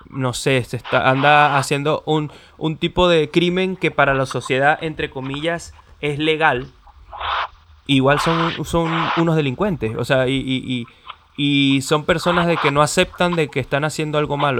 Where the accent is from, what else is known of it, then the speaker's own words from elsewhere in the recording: Venezuela; now in Chile; soy venezolano pero estoy viviendo en Chile